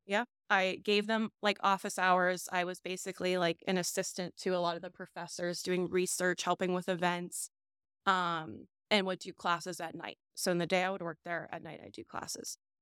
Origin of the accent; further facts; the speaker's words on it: Scott Township, Pennsylvania, United States; also born or lived in South Fayette, Pennsylvania; South Hills. Okay. So, I am, we grew up in Scott Township